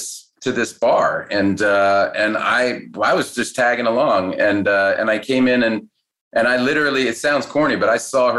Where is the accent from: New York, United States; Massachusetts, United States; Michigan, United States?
Massachusetts, United States; Cambridge; I grew up in Cambridge, Massachusetts